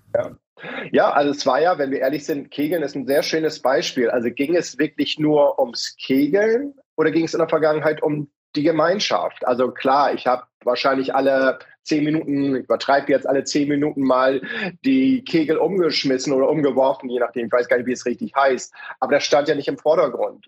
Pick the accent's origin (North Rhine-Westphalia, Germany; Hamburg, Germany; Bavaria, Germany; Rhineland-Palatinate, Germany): Hamburg, Germany; wir können ja auch als Hamburger